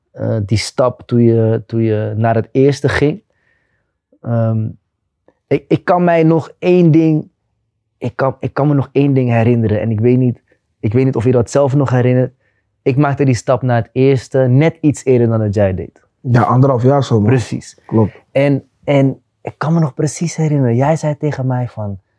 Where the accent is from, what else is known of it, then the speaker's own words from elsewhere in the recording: Rotterdam, South Holland, Netherlands; moved away as an adult; also born or lived in Madrid / Liverpool; Ik kom uit Rotterdam West, ja.